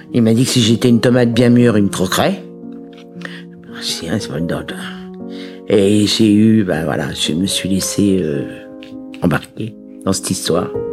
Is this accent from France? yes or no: yes; Paris, Île-de-France, France; Je suis née à Paris le 18 mai 1955 d'une maman célibataire